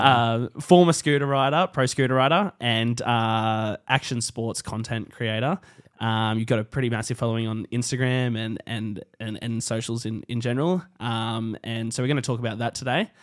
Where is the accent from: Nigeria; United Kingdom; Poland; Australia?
Australia; Hawkesbury, New South Wales; I'm from the Hawkesbury and I remember when North Richmond skate park was built